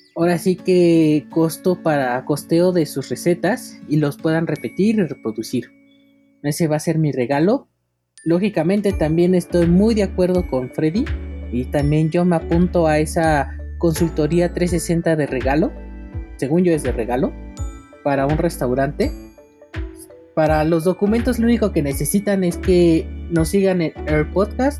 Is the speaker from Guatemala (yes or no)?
no; Mexico; aquí en mi país, México